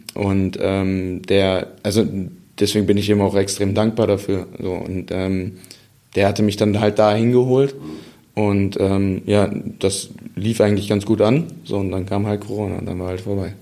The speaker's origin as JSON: {"language": "German", "town": "Dortmund", "region": "North Rhine-Westphalia", "country": "Germany", "said": "ob ich als Dortmunder"}